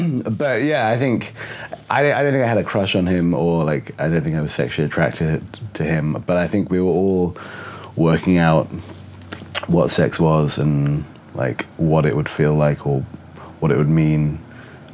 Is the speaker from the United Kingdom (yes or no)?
yes; England, United Kingdom; born or raised there; also born or lived in Oxford / Bristol; now in Seattle, United States